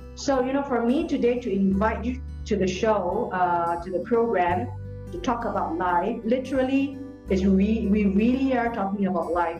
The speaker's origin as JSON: {"language": "English", "country": "Singapore", "said": "in Singapore, except we don't have forests"}